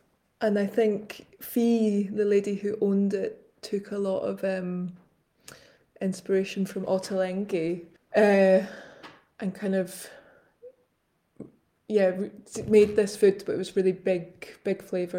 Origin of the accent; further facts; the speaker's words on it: Glasgow, Scotland, United Kingdom; Eating growing up in Glasgow... It's funny, when you said that I had to think of a food memory